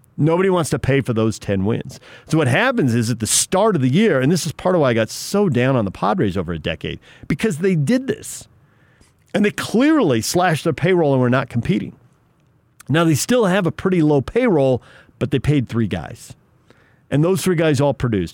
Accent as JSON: {"language": "English", "town": "San Diego", "region": "California", "country": "United States", "moved": "yes", "lives_now": "Salt Lake City, United States", "said": "I'm from San Diego"}